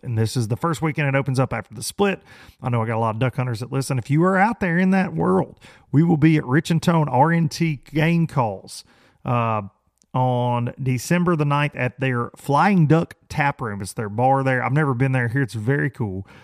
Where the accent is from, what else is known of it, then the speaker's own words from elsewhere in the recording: United States; growing up on the Tennessee River